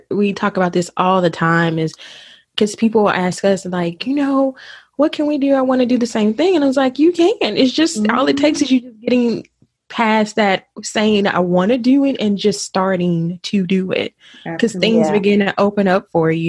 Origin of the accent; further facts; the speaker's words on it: Arkansas, United States; now in Dallas, United States; We're actually originally from Arkansas, so you know